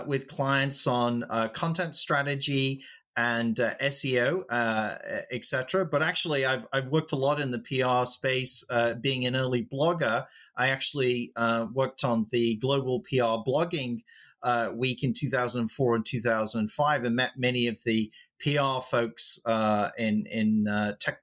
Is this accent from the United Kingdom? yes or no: yes; England, United Kingdom; I am English